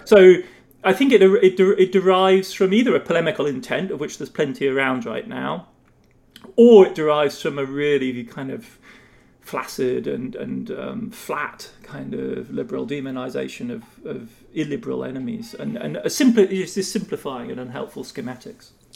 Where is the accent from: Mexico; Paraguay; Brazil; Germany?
Germany; accent: British; moved away as an adult; also born or lived in England; now in United States; growing up in West Germany, as I did in the 70s and 80s